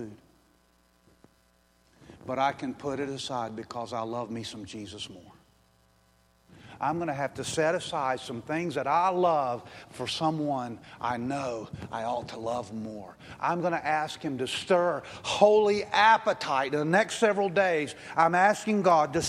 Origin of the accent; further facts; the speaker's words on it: United States; I'm an American